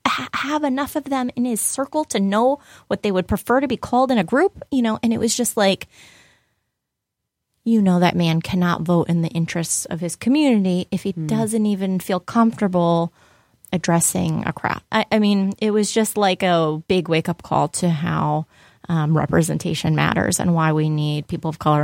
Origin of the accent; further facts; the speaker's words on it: Buffalo, New York, United States; I'm American. I was born and raised in Buffalo